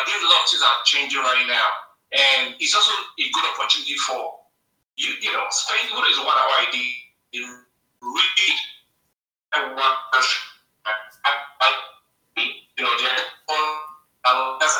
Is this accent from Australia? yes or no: no; Nigeria; now in United States; You know, I grew up in Nigeria, but I'm based in the US.